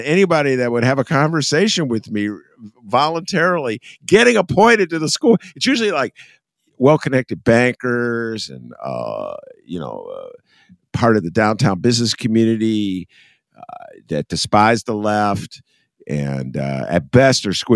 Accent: Rhode Island, United States; I'm from Rhode Island

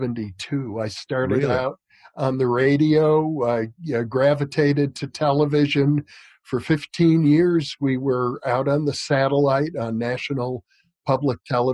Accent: Fond du Lac, Wisconsin, United States; I was born in Fond du Lac, Wisconsin.

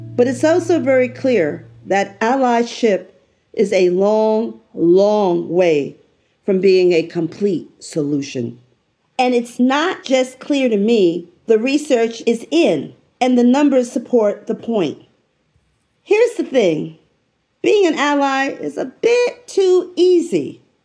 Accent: New York City, New York, United States; moved away as an adult; I am a New Yorker. I was raised in the Bronx

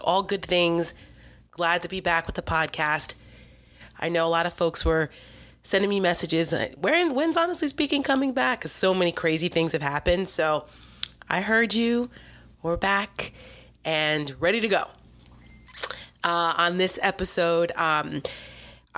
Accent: New Jersey, United States; We're both from Jersey

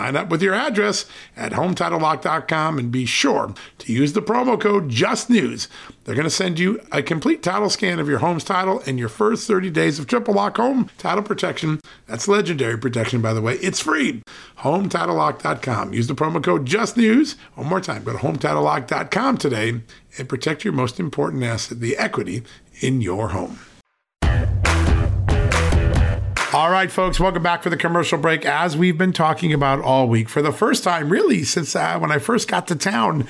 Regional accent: Virginia, United States; Joining us right now from my home state, the great state of Virginia, Congressman Ben Cline.

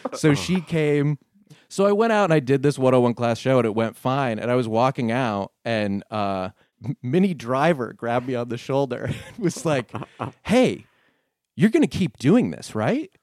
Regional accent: Connecticut, United States; also born or lived in New Jersey; I grew up in Connecticut

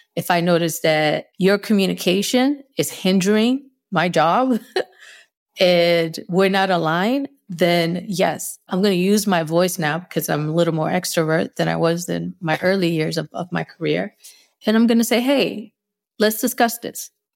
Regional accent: Northeast, United States; accent: Northeast; Spanglish; first language Spanish; English is a second language; I might have my, my little Northeast accent, my little Spanglish accent.

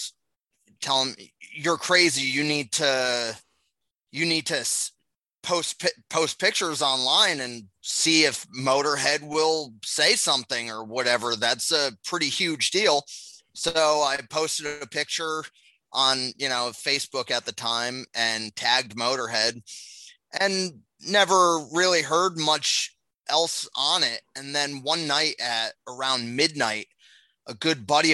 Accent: Philadelphia, Pennsylvania, United States; I flew here from Philly just for the show.

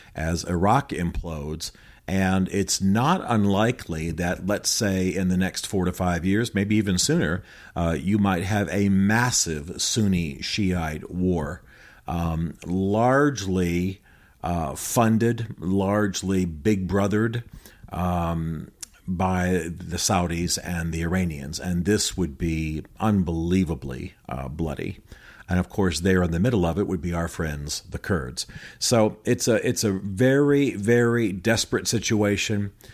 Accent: United States; I'm American

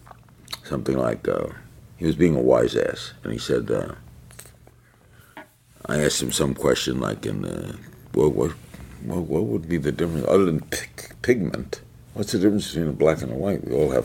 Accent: New York, United States; I grew up in New York

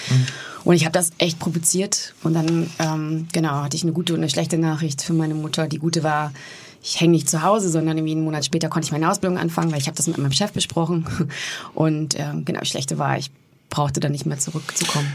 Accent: Warendorf, North Rhine-Westphalia, Germany; meiner Heimatstadt in Warendorf

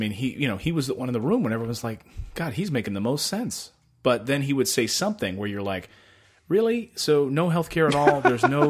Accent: Reading, Pennsylvania, United States; also born or lived in Philadelphia; I was born in Philly, and then family moved out to Reading, and pretty blue collar.

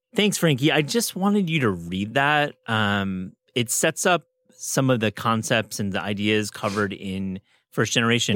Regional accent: West Michigan, United States; I'm from Michigan.

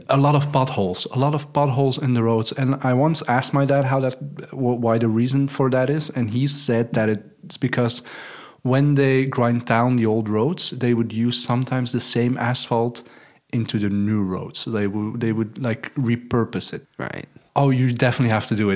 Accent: Torhout, Flanders, Belgium; accent: West Flemish; English is a second language; I grew up in Flanders or the Flemish region, but I'm from mm-hmm. West Flanders.

